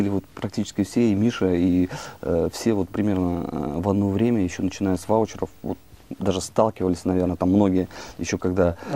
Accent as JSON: {"language": "Russian", "region": "Western Belarus", "country": "Belarus", "tie": "born or raised there", "also_born_or_lived": "Krasnoyarsk, Russia / Saint Petersburg, Russia / Moscow, Russia", "said": "Я родился вообще в Красноярске, там прожил достаточно все школьные годы в Беларуси, в Западной Беларуси, учился в Питере, потом в Москве"}